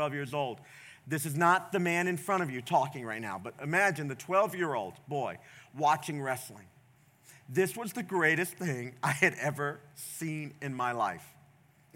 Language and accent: English; the South, United States; I grew up in the South